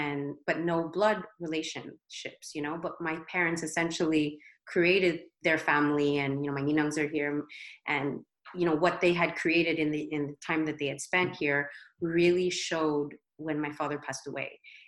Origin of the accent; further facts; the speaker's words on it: Philippines; So you're like, okay, I'm Filipina, but I'm all of this.